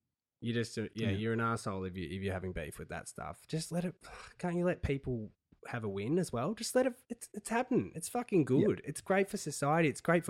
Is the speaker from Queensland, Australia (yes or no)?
no; Launceston, Tasmania, Australia; I'm from Launceston, so I hate those dogs from Hobart.